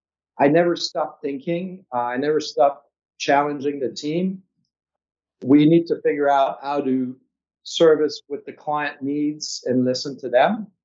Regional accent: Quebec, Canada; moved away; I'm from Quebec, so it's quite far from here

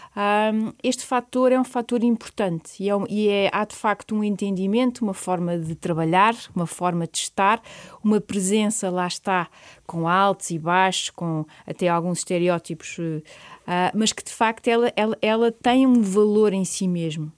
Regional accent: Portugal; o facto de eu ser portuguesa

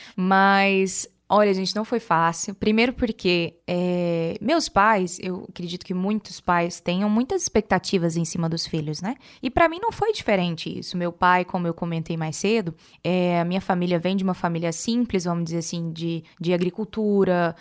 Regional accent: Rio Verde, Goiás, Brazil; now in Goiânia, Brazil; eu não sou de São Paulo. Na verdade, eu sou de, do interior de Goiás. Eu sou de Rio Verde, mas moro hoje em Goiânia, Goiás

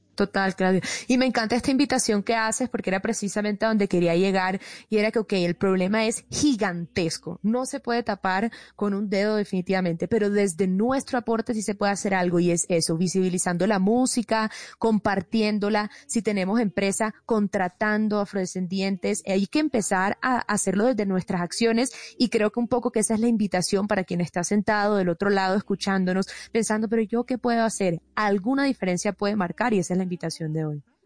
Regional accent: Colombia; como colombiano

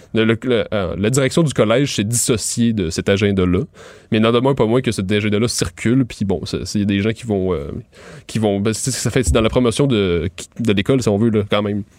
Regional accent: Montérégie, Quebec, Canada; moved away as an adult; now in Montreal, Canada; moi je viens de la, de Montérégie

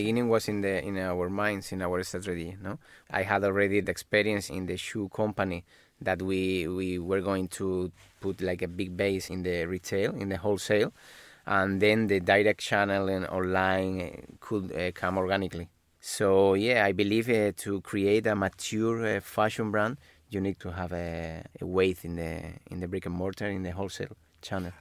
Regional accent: Malaga, Andalusia, Spain; moved away; also born or lived in Madrid; originally we are, we are from Malaga, but we already live in Madrid at that time.

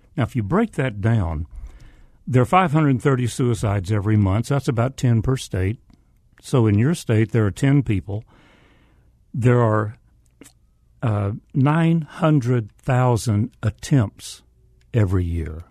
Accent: the South, United States; accent: Southern; spoke with a Southern accent

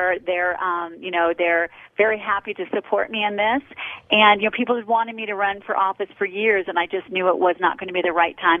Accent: Colorado, United States; moved away as an adult; also born or lived in Los Angeles, California; I grew up in Colorado. My father was a lieutenant colonel in the Air Force, so he was stationed here, and then I had the wonderful opportunity of growing up in this beautiful state

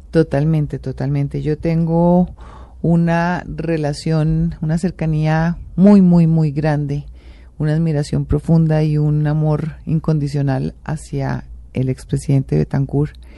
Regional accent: Colombia; como colombiana

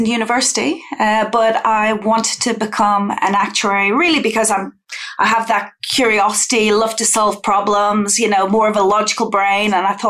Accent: Ireland; In Ireland, it's funny. I guess one of my earliest memories is probably even just the radio being on all the time.

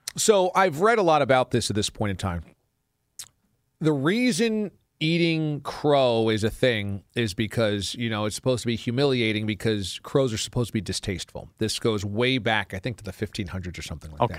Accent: Warwick, New York, United States; moved away; There are certainly parts of my hometown of Warwick that have subdevelopments

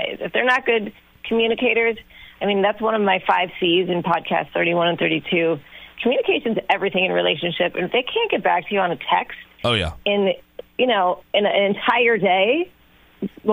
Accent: Long Beach, California, United States; I'm from Long Beach, very blue collar, salt of the earth, worked since I was 13.

